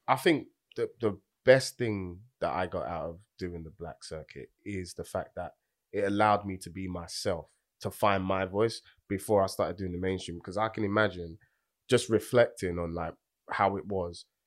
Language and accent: English; London, United Kingdom; I'm from Tottenham